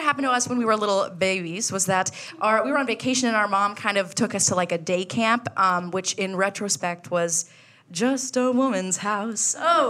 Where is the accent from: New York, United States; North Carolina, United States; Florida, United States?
Florida, United States; we're from Florida.